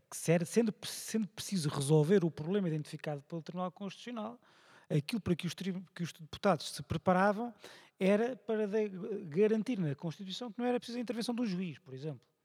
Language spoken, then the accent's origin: Portuguese; Viseu, Centro, Portugal; da minha terra, Viseu